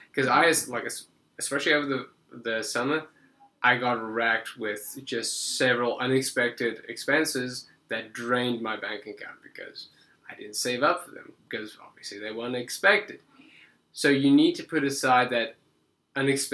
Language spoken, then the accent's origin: English; South Africa; now in United States; I might have an accent, but I do not come from another world. I am just South African.